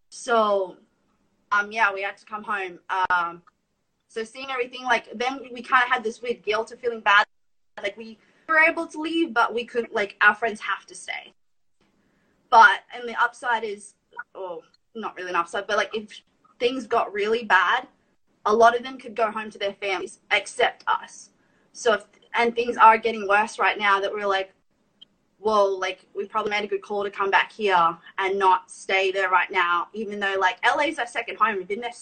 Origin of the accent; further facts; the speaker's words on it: Australia; also born or lived in Burbank, United States / Brisbane; we're also foreign, we're Australian